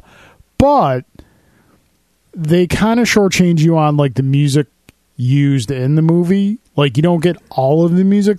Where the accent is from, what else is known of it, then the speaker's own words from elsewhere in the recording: Buffalo, New York, United States; We're from Buffalo.